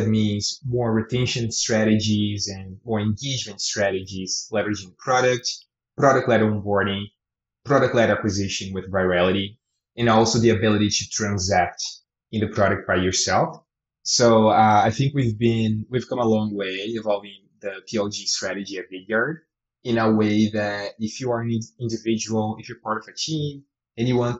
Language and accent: English; Brazil; moved away as an adult; now in Canada; I come from Brazil and eventually I moved to Canada